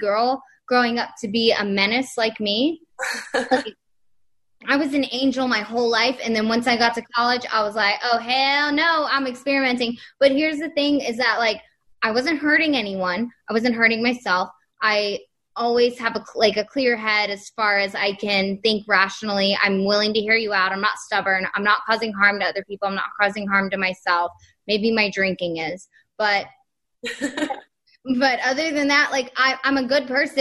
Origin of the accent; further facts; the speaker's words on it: the South, United States; We grew up in the South too, with conservative relatives